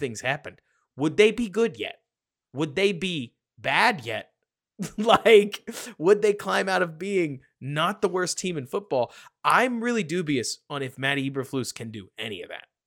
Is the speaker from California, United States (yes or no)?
no; Dallas, Texas, United States; I grew up in Dallas, Texas